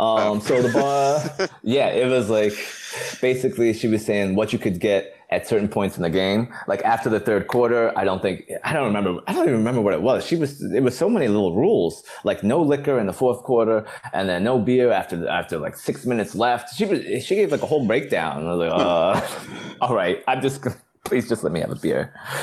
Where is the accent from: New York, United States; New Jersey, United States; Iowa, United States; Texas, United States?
New York, United States; Long Island; we're from Long Island.